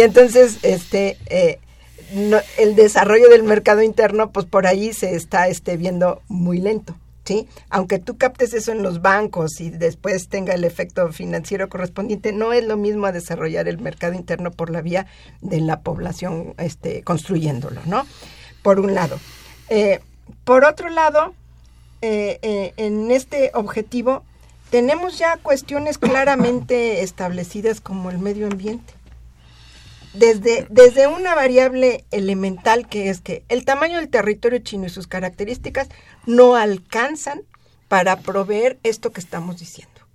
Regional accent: Mexico

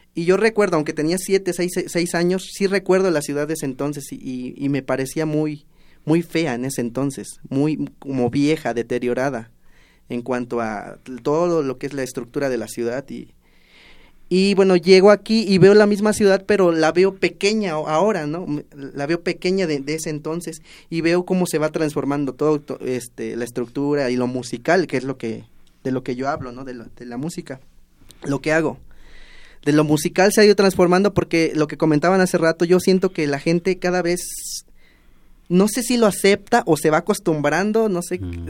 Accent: Tepetzintla, Veracruz, Mexico; moved away as an adult; now in Mexico City, Mexico; los tepetzintlecos

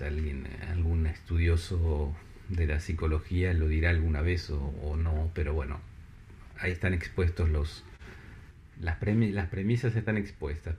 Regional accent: La Plata, Buenos Aires Province, Argentina; moved away as an adult; now in Paris, France; en, La Plata, en mi ciudad natal

